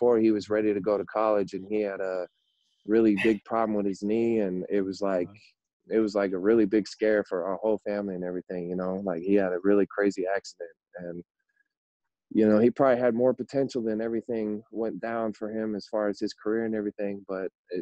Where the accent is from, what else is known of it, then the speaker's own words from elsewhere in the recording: Seattle, Washington, United States; also born or lived in Auburn, Washington / Yakima, Washington / Bothell, Washington; I was born in Auburn, and I lived a lot of my childhood up until grade school in the greater Seattle area.